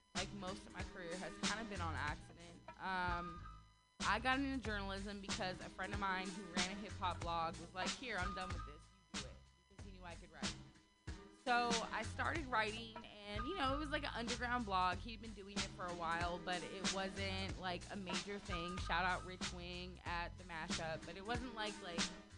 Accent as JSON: {"language": "English", "town": "Sacramento", "region": "California", "country": "United States", "moved": "yes", "lives_now": "San Francisco Bay Area, United States", "said": "I'm from Sacramento"}